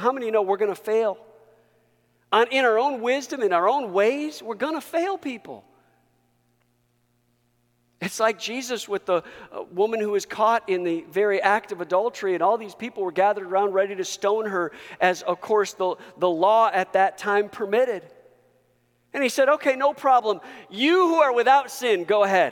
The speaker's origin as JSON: {"language": "English", "country": "United States", "said": "I am first a Christian before I'm an American"}